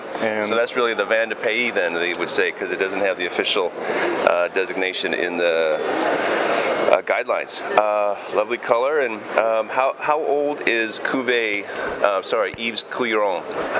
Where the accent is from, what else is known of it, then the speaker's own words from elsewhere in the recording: Washington, United States; I'm from Washington State in the west coast of the United States, and we grow a lot of Syrah as well.